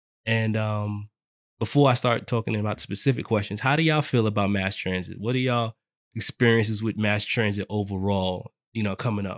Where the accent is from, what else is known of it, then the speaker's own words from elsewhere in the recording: New York City, New York, United States; South Jamaica, Queens raised me.